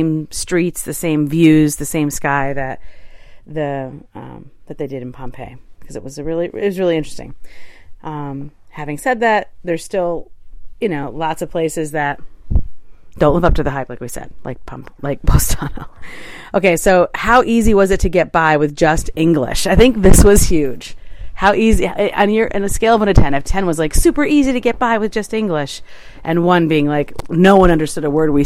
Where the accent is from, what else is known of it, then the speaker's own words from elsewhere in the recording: New York City, New York, United States; as a New Yorker